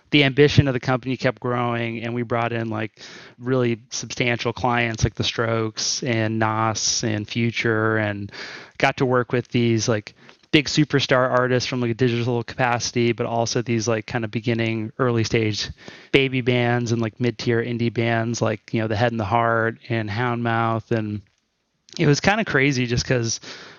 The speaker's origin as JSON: {"language": "English", "town": "Houston", "region": "Texas", "country": "United States", "said": "I'm from Texas. Yeah, I'm from Houston, Texas."}